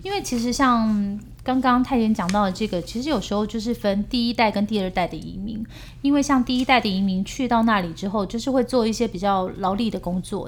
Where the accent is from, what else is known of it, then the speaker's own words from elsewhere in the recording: South Korea; 我们是来自东大门的民族啊